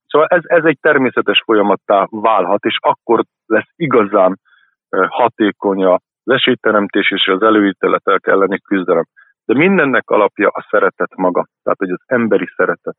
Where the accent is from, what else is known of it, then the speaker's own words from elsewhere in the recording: Esztergom, Komárom-Esztergom, Hungary; Én egy esztergomi roma családban születtem, egy olá cigány családban, ami azt jelenti, hogy a nyelvet is beszéltük